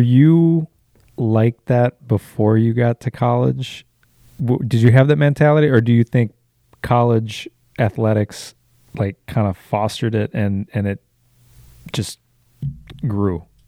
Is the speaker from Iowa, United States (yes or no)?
no; Wisconsin, United States; also born or lived in Illinois; I'm from Wisconsin.